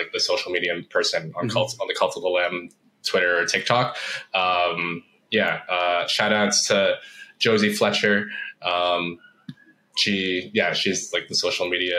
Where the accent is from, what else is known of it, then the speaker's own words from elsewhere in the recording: Toronto, Ontario, Canada; moved away as an adult; also born or lived in Vancouver, Canada; moved from where I grew up in the Toronto area to Vancouver.